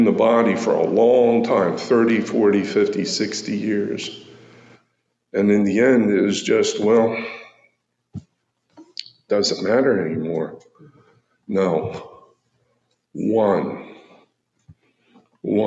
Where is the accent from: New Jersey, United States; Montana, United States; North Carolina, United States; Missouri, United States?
New Jersey, United States; moved away; back in New Jersey, my dad used to grow tomatoes for Campbell's soup